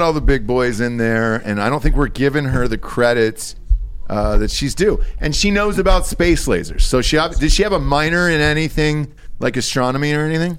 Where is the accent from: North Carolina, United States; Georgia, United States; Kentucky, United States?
Georgia, United States; my home state of Georgia